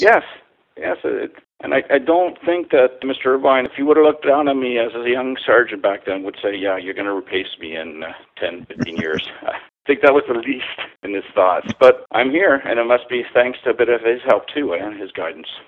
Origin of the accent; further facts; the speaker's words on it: Ottawa, Ontario, Canada; also born or lived in Montreal; I was born in Montreal and I moved to Ottawa, and I was raised in Ottawa